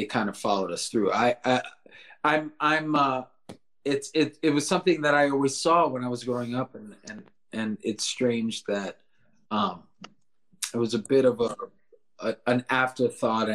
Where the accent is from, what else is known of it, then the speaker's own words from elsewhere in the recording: South Florida, United States; we're from South Florida